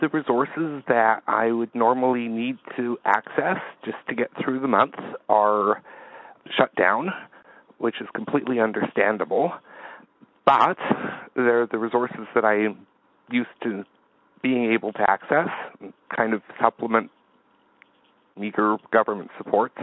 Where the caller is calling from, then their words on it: Verdun, Quebec, Canada; I'm from calling from Verdun, Quebec.